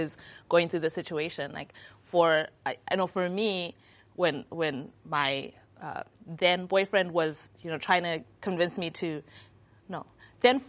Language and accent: English; Zimbabwe; I'm from Zimbabwe